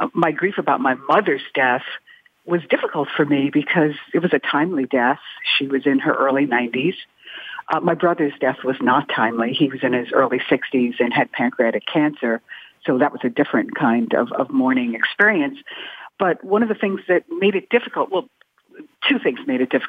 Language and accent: English; New York, United States; I'm also a New Yorker